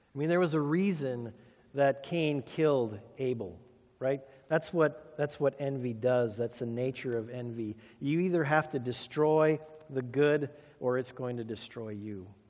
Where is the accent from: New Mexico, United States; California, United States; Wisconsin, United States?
Wisconsin, United States; Sheboygan; Growing up in Sheboygan, my Uncle Jack was a welder.